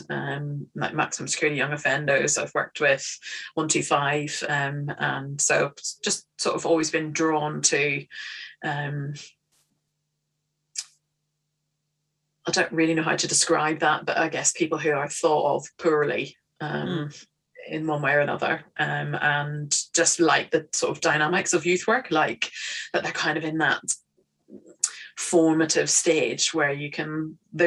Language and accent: English; Northern Ireland, United Kingdom; moved away as an adult; now in Bristol, United Kingdom; I'm originally from Northern Ireland. I've been in Bristol 22 years